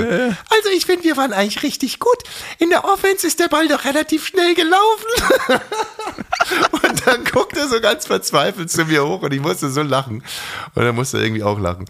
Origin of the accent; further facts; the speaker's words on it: Bavaria, Germany; ich hatte als Kind in der Schule große Probleme, weil meine Eltern beides, äh, also Ausländer waren und sehr spezielle Menschen waren. Und ich war auch ein sehr spezieller Mensch und ich war in diesem bayerischen Klassenverbund